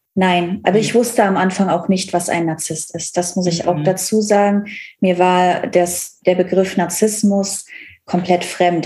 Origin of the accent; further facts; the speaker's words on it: Cologne area, North Rhine-Westphalia, Germany; now in Berlin, Germany; Ich komme aus dem Kölner Raum, alles sehr herzlich